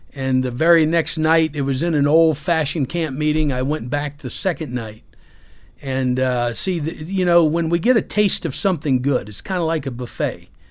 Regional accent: Pennsylvania, United States; also born or lived in Orlando, Florida; we moved back to my hometown in Pennsylvania.

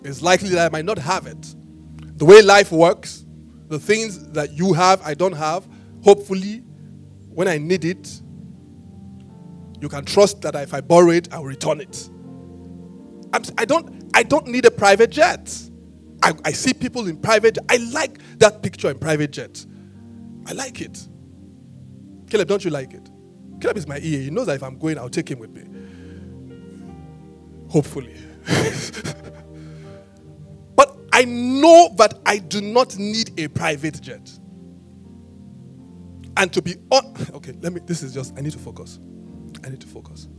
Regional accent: Benin City, Edo, Nigeria; I was born in Benin

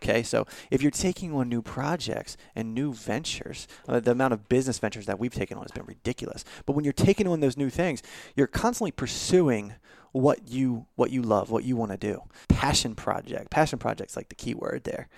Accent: Baltimore, Maryland, United States; now in Nashville, United States; I'm originally from Baltimore

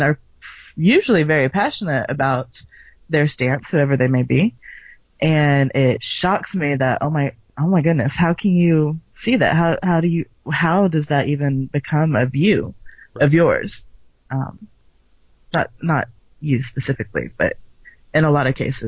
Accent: the South, United States; I am a girl from the South, and because I am white

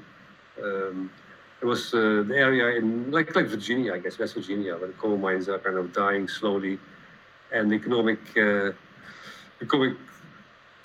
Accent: Limburg, Netherlands; English is a second language; moved away; I grew up in a remote area in the Netherlands, as far as you can get remote in the Netherlands, in the southeast, which was a coal mining area.

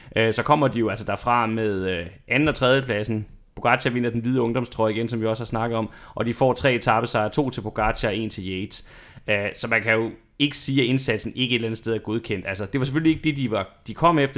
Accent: Denmark; vi som, som danskere

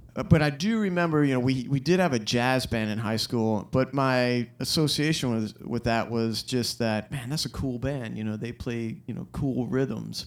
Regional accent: Florence, South Carolina, United States; I grew up in Florence, South Carolina

